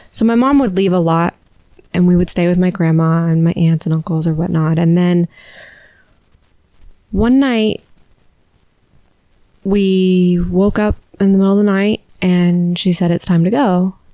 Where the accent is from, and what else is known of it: Alabama, United States; born or raised there